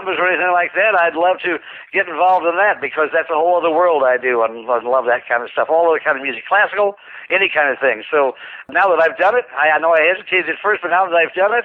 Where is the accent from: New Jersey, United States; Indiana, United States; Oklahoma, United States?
Indiana, United States; moved away; I come from Indiana. And I'm a real Hoosier